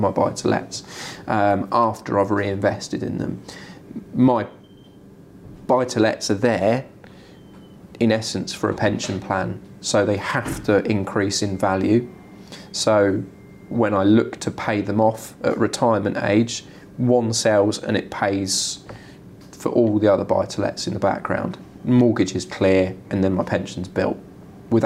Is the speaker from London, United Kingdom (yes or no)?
no; Wokingham, Bracknell, Reading, South East England, United Kingdom; I'm from Wokingham, Bracknell, Reading traditionally. I know every house and every road of the whole town